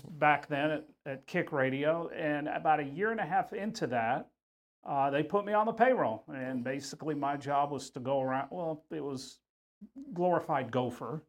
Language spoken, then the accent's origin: English; Houston, Texas, United States; I grew up here in Houston